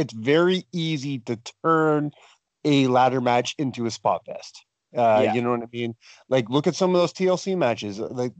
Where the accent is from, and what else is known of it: Canada